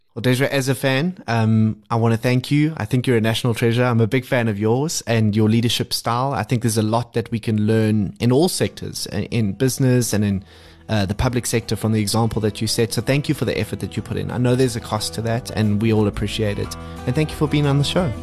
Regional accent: South Africa; as South African fans

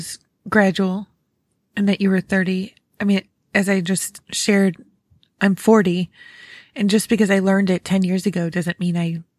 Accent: New York, United States; I grew up in Western New York, near Rochester.

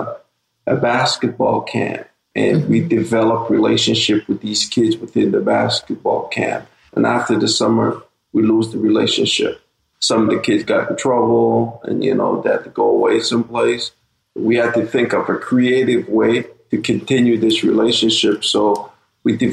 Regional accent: Montreal, Quebec, Canada; also born or lived in Saint Vincent and the Grenadines; I was born in the Caribbean. You know, a small island in St. Vincent. My family and my parents, you know, brought us to Canada. We reside here in Lower Burgundy, Montreal

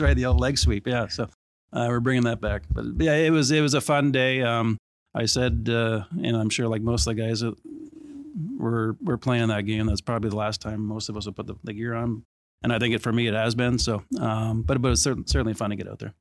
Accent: Toronto, Ontario, Canada; I grew up in Etobicoke.

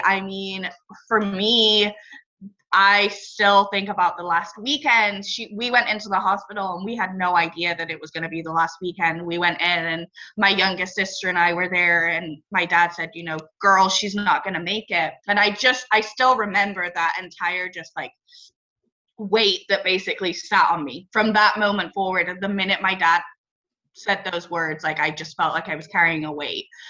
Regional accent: England, United Kingdom; now in Northern California, United States; I grew up in England and now live in Northern California. I've moved around a little bit.

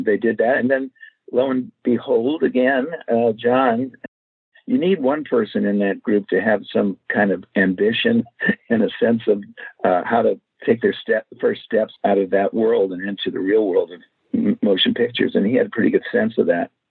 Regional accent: Los Angeles, California, United States; I grew up in Los Angeles

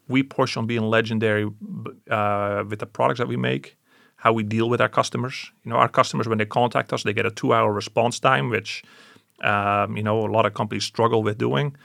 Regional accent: Canada; I'm Canadian

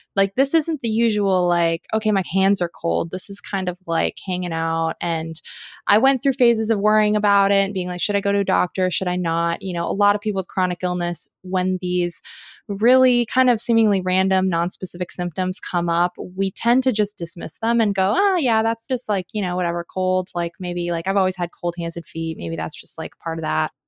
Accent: Southern California, United States; also born or lived in Colorado / Seattle, Washington; now in Oregon, United States; growing up in Southern California

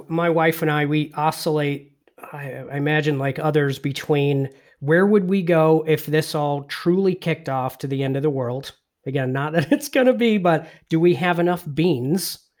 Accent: England, United Kingdom; I was born and raised in England

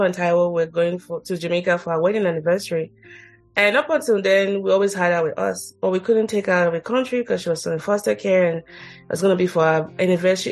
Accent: Nigeria; moved away; I grew up in Nigeria

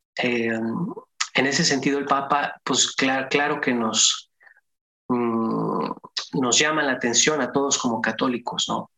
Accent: Durango, Mexico; yo soy de Durango y el Papa Juan Pablo visitó mi ciudad cuando yo, era niño

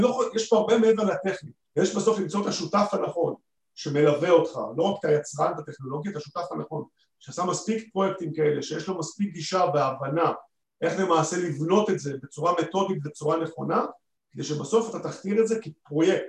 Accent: Israel

